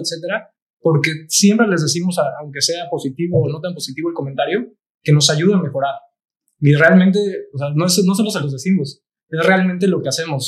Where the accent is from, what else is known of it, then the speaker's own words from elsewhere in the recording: Cancún, Quintana Roo, Mexico; also born or lived in Playa del Carmen; yo soy de Cancún y muchas de mis amistades son de Cancún